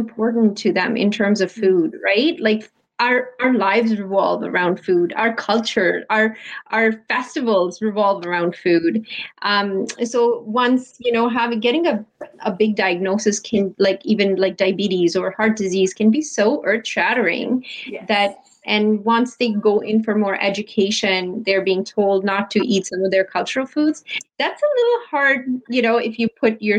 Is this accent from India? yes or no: yes; Delhi, India; moved away as an adult; now in Toronto, Canada; 21 years ago, I came from Delhi, India, to Toronto to study. And I was born and raised in India